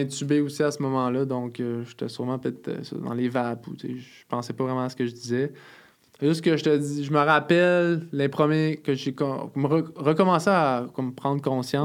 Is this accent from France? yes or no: no; Montreal, Quebec, Canada; je viens du sud-ouest de Montréal, à La Salle